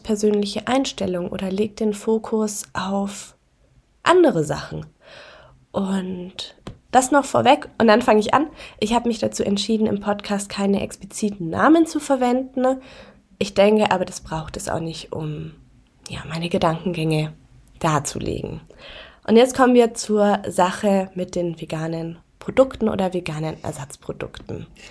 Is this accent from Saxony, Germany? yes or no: no; near Augsburg, Bavaria, Germany; now in Berlin, Germany; ich komme ja auch aus der Nähe von Augsburg